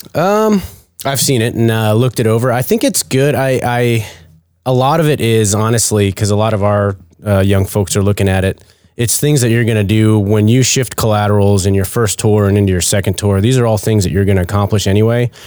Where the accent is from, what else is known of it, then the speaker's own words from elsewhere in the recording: Maine, United States; moved away; originally from Maine